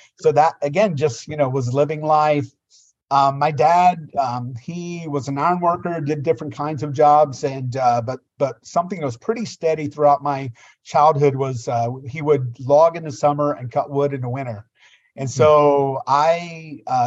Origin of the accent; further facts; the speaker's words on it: United States; I grew up on the Tennessee, Virginia line